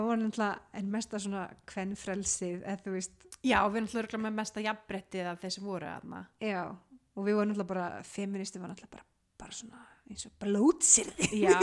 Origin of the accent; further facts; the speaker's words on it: Iceland; ég er frá Íslandi ég er háskóla lemi